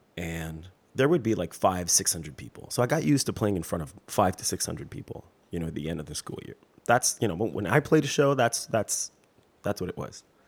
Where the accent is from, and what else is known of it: Quebec, Canada; accent: French; English is a second language